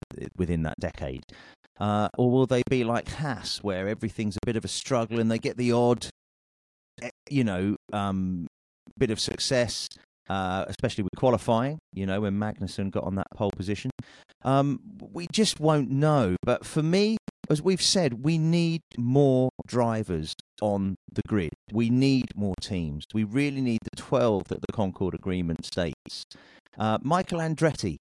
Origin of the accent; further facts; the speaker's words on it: United Kingdom; I'm a Brit.